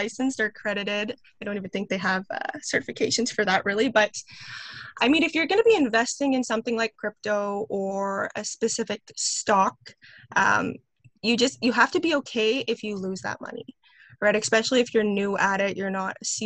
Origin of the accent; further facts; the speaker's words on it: Winnipeg, Manitoba, Canada; I'm from Winnipeg, Manitoba, here in Canada